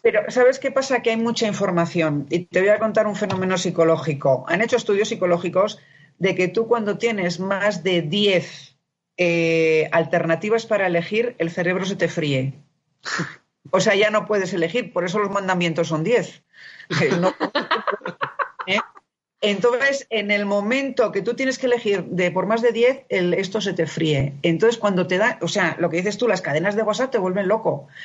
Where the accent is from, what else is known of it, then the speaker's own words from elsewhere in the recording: Spain; now in Mexico; soy española